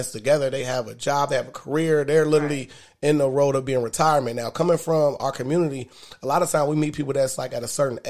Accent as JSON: {"language": "English", "town": "Dayton", "region": "Ohio", "country": "United States", "said": "I'm from Westwood, Dayton, Ohio"}